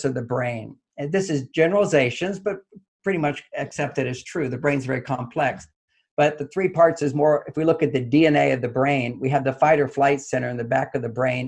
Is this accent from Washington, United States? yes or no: no; Texas, United States; I grew up in Texas